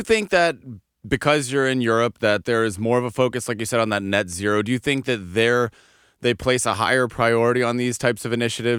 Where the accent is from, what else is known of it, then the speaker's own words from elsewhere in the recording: Denver, Colorado, United States; moved away as an adult; also born or lived in Eindhoven, Netherlands / Amsterdam, Netherlands; born and raised in the U.S., I'm from Denver, Colorado. I lived in Europe for 8 years.